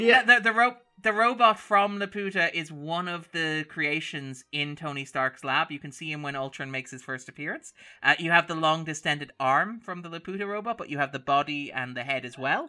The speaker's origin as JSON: {"language": "English", "town": "Sligo", "region": "Connacht", "country": "Ireland", "said": "we're from Sligo"}